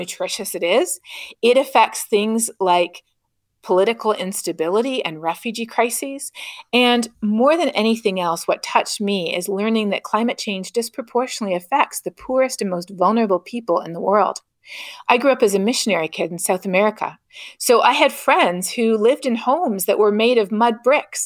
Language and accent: English; Canada; growing up in Canada